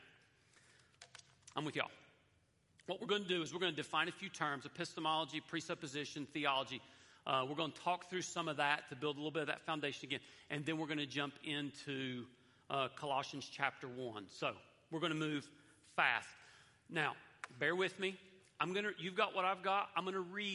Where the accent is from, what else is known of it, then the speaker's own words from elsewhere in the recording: the Bible Belt, United States; I grew up in the Bible Belt with a lot of cultural Christianity